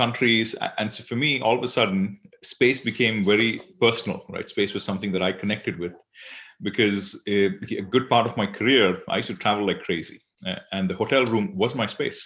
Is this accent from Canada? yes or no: no; Singapore; I am from Singapore